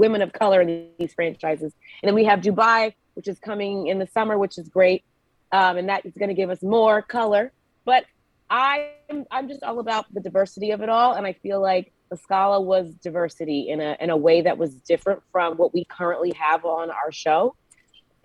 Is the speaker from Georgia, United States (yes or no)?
yes; Georgia, United States; moved away